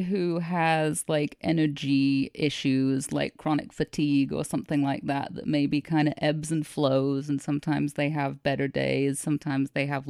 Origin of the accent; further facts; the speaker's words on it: United Kingdom; I'm allowed to say that because yes, I'm British.